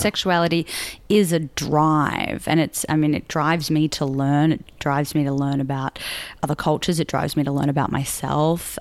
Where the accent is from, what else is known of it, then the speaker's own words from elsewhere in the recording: Sydney, New South Wales, Australia; moved away as an adult; also born or lived in Melbourne, Australia; now in Los Angeles, United States; I grew up in Sydney, and then I, I did high school there, and then I moved to Melbourne uh, to do my university degree.